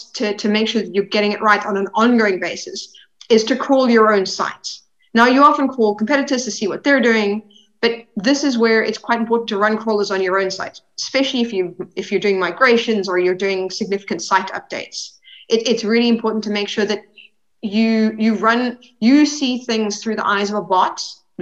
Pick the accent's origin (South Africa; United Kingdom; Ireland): South Africa; Cape Town, Western Cape; moved away; I'm originally from South Africa. So in Cape Town, SEO back in 2005